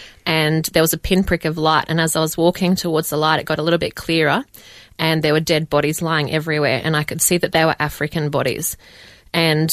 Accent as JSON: {"language": "English", "town": "Dubbo", "region": "New South Wales", "country": "Australia", "tie": "born or raised there", "also_born_or_lived": "England", "said": "I grew up in Dubbo, born and bred"}